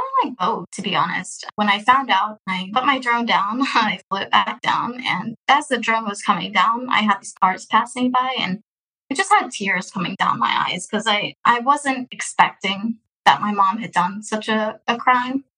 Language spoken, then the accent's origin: English; Houston, Texas, United States; born or raised there; also born or lived in Russia